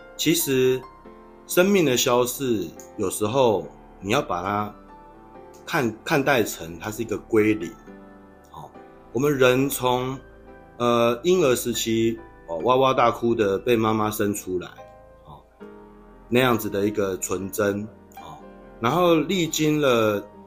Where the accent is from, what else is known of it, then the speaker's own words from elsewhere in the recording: Taiwan; 我们台湾人都叫做姨妈